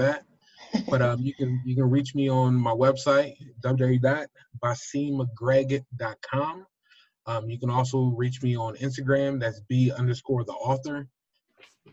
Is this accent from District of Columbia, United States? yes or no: no; New Jersey, United States; I'm from South Jersey.